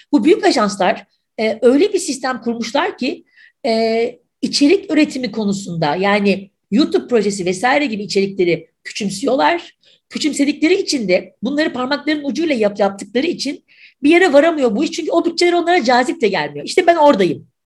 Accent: Mersin, Turkey; now in Istanbul, Turkey; Mersin'de doğdum, büyüdüm.

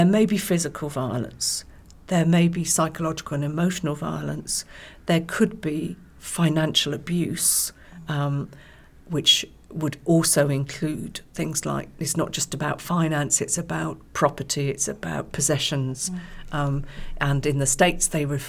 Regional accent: West Country, South West England, United Kingdom; now in East Anglia, United Kingdom; I was born and brought up in the West Country, so not too far from Wales.

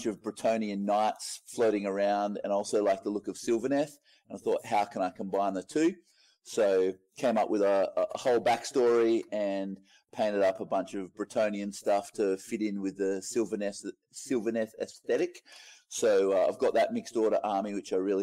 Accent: Moree, New South Wales, Australia; I am from Moree in northwest New South Wales, small little country town.

